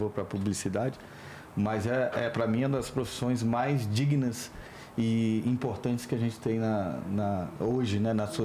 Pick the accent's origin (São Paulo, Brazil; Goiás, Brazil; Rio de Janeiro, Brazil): Rio de Janeiro, Brazil; Niterói; born there; Nasci em Niterói.